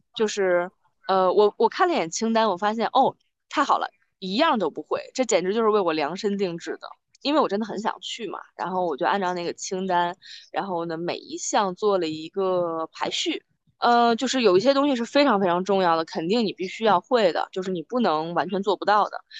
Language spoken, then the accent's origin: Chinese; Baoding, Hebei, China; also born or lived in Beijing; 我是老家是北嗯。京的，但是因为爸妈工作，所以我长在河北 ，呢，我是保定人，就是这两个城市都是没有水的